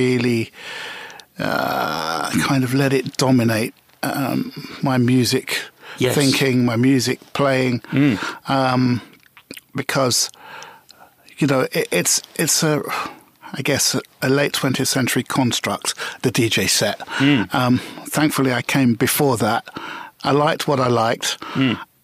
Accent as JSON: {"language": "English", "region": "London", "country": "United Kingdom", "tie": "born or raised there", "said": "I was a Notting Hill boy, born and bred. Well, we called it the Grove, Ladbroke Grove."}